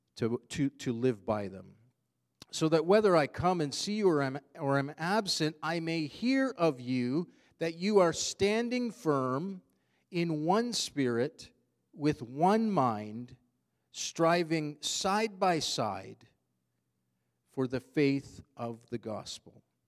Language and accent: English; Canada; we are Canadian citizens